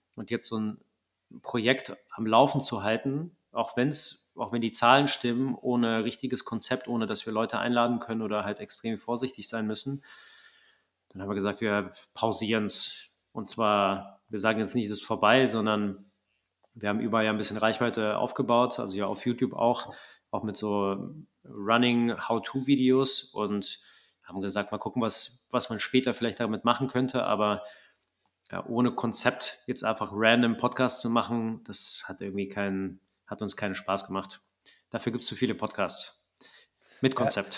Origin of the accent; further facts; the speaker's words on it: Wegberg, North Rhine-Westphalia, Germany; ich komme aus Wegberg, Kreis Heinsberg, kleines Kaff.